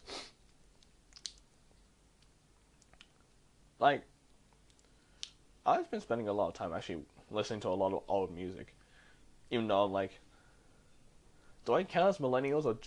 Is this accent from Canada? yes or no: no; Australia; I'm an Asian who was born in Australia, and like I've had my difficulties growing up in Australia